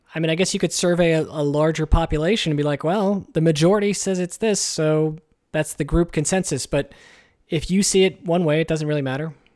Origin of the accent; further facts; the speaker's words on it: United States; We're American